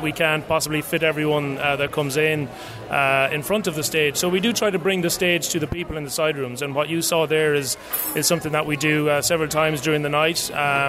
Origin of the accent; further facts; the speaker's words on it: Ireland; moved away; Obviously I come from Ireland